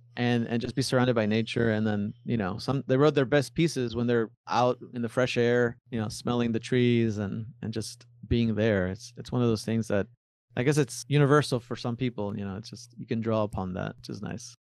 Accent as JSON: {"language": "English", "town": "Miami", "region": "Florida", "country": "United States", "tie": "born or raised there", "also_born_or_lived": "Buenos Aires, Argentina / Tandil, Argentina", "said": "My parents moved us, uh, to Miami, Florida when I was five years old. I was raised in, in Florida"}